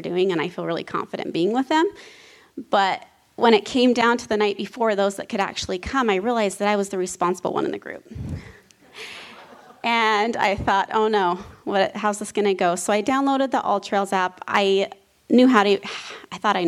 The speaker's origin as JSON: {"language": "English", "town": "Preston", "region": "Idaho", "country": "United States", "tie": "born or raised there", "moved": "yes", "lives_now": "northern Utah, United States", "said": "I grew up in Preston, Idaho"}